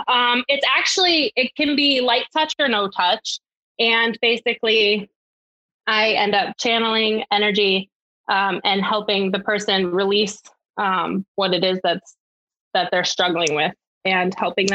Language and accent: English; Connecticut, United States; I am not imported. I'm originally from Connecticut, but I have heard that I don't have that accent because I'm smack right next to Boston and New York.